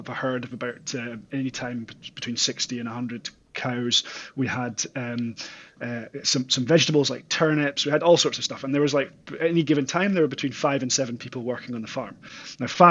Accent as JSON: {"language": "English", "area": "Aberdeenshire", "region": "northeast of Scotland", "country": "United Kingdom", "tie": "born or raised there", "also_born_or_lived": "Auckland, New Zealand", "said": "I'm originally from the northeast of Scotland and a place called Aberdeenshire, and grew up farming there on our family farm"}